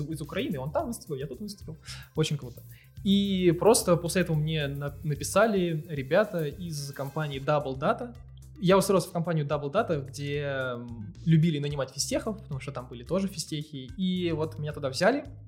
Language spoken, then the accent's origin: Russian; Dubna, Moscow Oblast, Russia; в моем городе, я из Дубны